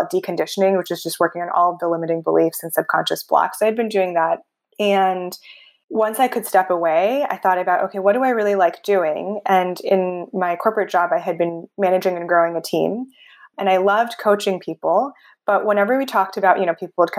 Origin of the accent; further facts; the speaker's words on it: Bay Area, California, United States; I grew up in a white suburb, kind of in the Bay Area